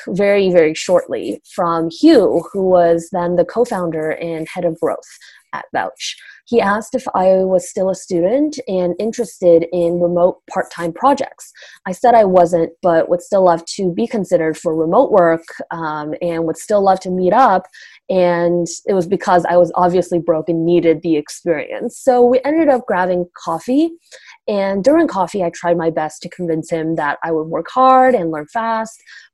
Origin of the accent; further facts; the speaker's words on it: Canada; moved away as an adult; now in Bay Area, United States; As a Canadian, I didn't have a credit score and couldn't get access to loans